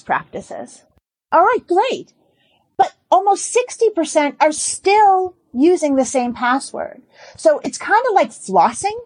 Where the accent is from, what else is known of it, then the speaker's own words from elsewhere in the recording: Boston, Massachusetts, United States; I am from Boston